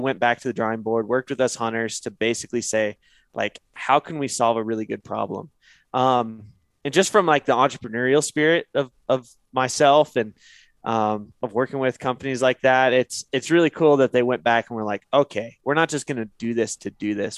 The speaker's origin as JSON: {"language": "English", "region": "Northeast Oregon", "country": "United States", "tie": "born or raised there", "said": "I grew up in Northeast Oregon"}